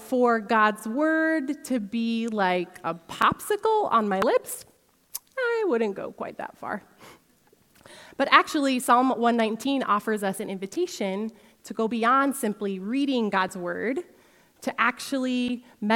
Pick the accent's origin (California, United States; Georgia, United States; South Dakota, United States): South Dakota, United States; Sioux Falls; also born or lived in Holland, Michigan; I grew up here in Sioux Falls, but for a season, my husband Tyson and I lived in Holland, Michigan